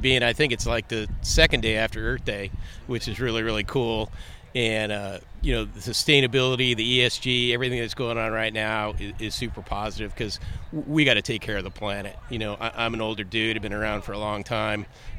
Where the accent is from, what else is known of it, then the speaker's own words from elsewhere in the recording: California, United States; I'm from California, born and raised. My family came here in 1829.